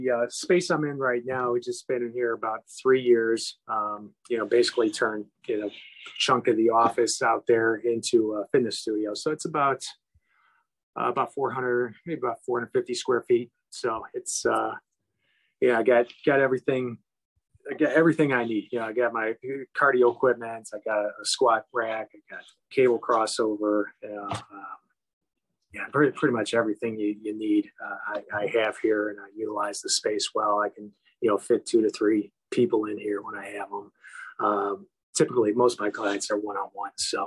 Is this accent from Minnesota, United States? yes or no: no; Chicago, Illinois, United States; I'm born and raised in Chicago, been here in the same neighborhood my whole life.